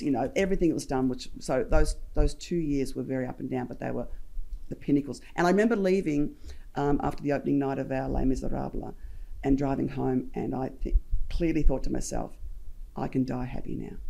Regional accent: Geelong, Victoria, Australia; I was a kid from Geelong at the time

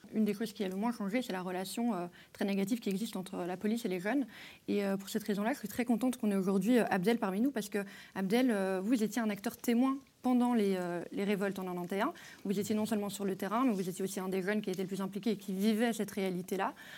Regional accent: Brussels, Brussels-Capital Region, Belgium; en tant que Bruxellois

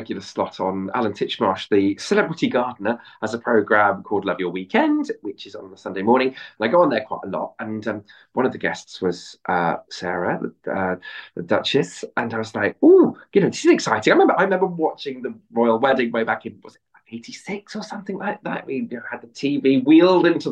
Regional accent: Bristol, South West England, United Kingdom; I'm a West Country boy, I'm from Bristol

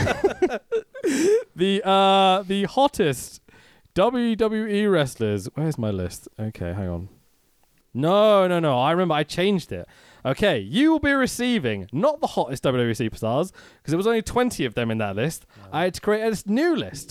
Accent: England, United Kingdom; as an English person

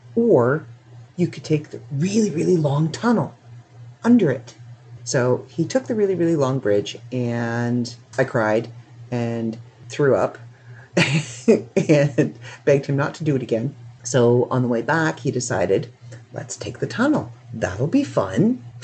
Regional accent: Canada; I'm Canadian

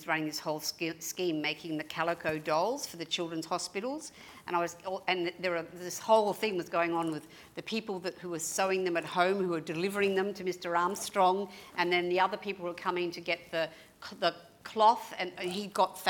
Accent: Melbourne, Victoria, Australia; moved away as an adult; also born or lived in United States; I grew up in Mitcham.

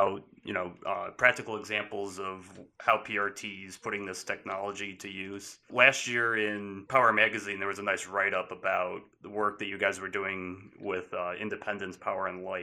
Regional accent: Michigan, United States; moved away; I'm from Michigan

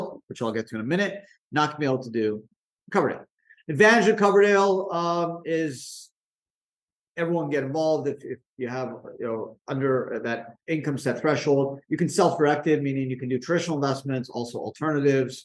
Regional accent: Canada; moved away as an adult; now in United States; I grew up in Canada

